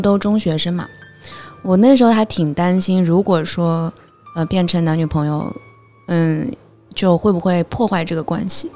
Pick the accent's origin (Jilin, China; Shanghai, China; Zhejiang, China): Zhejiang, China; Hangzhou; 我是杭州人